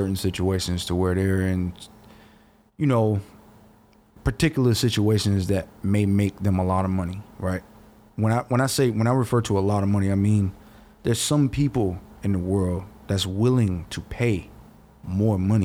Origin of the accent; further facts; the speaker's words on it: Georgia, United States; I'm from the South. I'm from Georgia